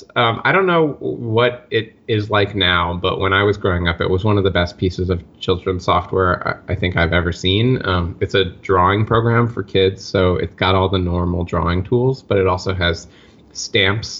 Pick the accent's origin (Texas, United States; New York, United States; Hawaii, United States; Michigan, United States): New York, United States; New York City; growing up in Park Slope in Brooklyn